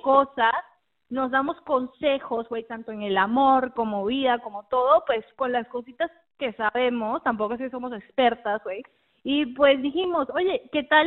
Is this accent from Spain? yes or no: no; Mexico; accent: a bit Mexican, a bit Argentine; also born or lived in United States; now in Argentina; yo nací en Argentina, pero prácticamente me crié en México. Eh, así que me acento a ser un poco mexicano, un poco argentino a veces